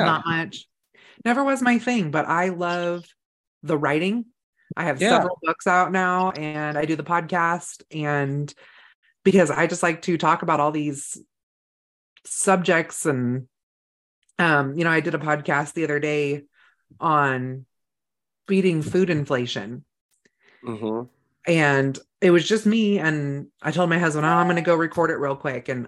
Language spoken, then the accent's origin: English; Northern California, United States; now in Idaho, United States; I grew up in Northern California. It's pretty rural there